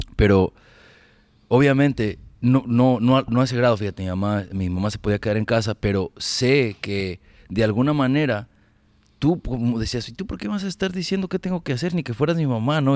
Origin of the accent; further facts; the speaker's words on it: Ameca, Jalisco, Mexico; now in United States; Yo no nací en Guadalajara, pero crecí en, Ameca, Jalisco